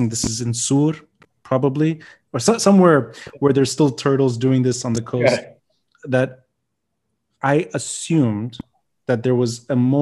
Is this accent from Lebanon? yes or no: yes; Lebanon; myself growing up in Lebanon, carrying the Lebanese flag was a political statement